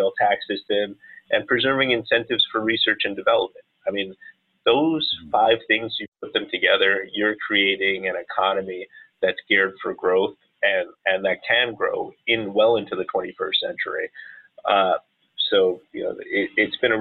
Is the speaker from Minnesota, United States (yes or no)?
no; Yonkers, New York, United States; moved away as an adult; also born or lived in Bronx, New York; now in Washington, D.C., United States; I'm originally from New York, born in the Bronx, grew up in Yonkers, went to high school upstate